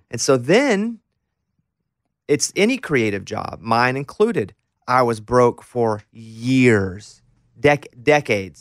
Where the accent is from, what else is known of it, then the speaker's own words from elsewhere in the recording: Arkansas, United States; now in Nashville, United States; growing up in Arkansas, ten years before I did